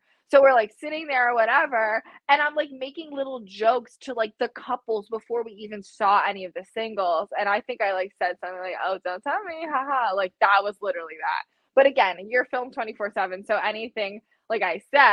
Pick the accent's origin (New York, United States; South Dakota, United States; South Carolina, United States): New York, United States; New York City; moved away; I'm originally from New York City